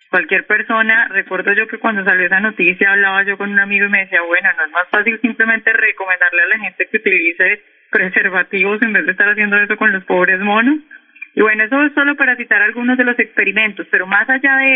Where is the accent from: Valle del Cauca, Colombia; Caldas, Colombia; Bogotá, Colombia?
Valle del Cauca, Colombia; Cali; now in Washington, United States; Yo soy caleña.